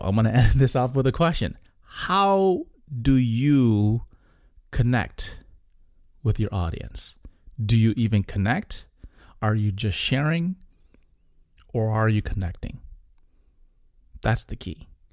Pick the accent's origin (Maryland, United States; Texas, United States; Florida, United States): Florida, United States; South; coming from South Florida